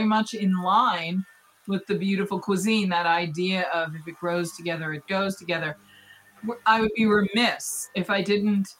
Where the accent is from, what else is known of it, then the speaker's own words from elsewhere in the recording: Boston, Massachusetts, United States; I'm a native New Englander. I'm from Boston